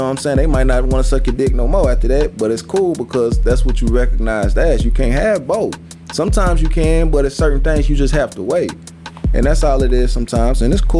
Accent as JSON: {"language": "English", "region": "Wisconsin", "country": "United States", "said": "I want niggas to think I'm down here chopping wood and lifting goddamn logs and shit because I'm from Wisconsin"}